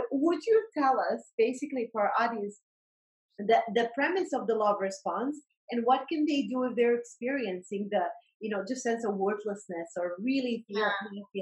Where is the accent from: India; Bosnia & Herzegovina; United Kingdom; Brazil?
Bosnia & Herzegovina; moved away; I I grew up in during the war and Bosnian War